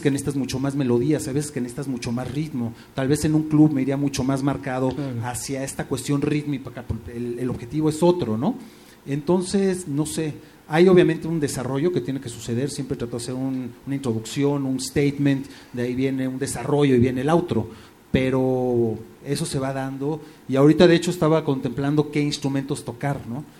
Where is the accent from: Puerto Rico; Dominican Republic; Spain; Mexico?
Mexico; me considero mexicano 100%